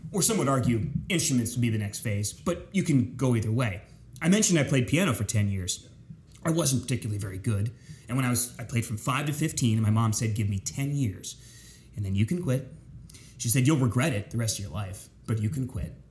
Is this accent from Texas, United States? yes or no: no; York, Pennsylvania, United States; moved away as an adult; also born or lived in Winchester, Virginia; now in Tampa Bay, United States; Grew up in central Pennsylvania, south central Pennsylvania. York, Pennsylvania is my hometown